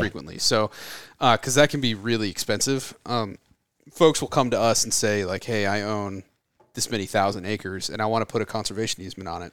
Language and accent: English; Florida, United States; moved away as an adult; now in California, United States; I'm from Florida, and I, I grew up, you know, shooting undersized whitetails and chasing osceola turkeys